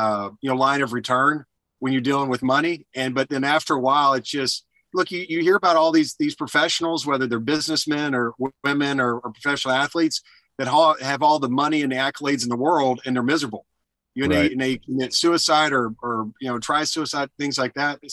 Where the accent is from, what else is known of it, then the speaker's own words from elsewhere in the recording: Alabama, United States; I was born and raised in Alabama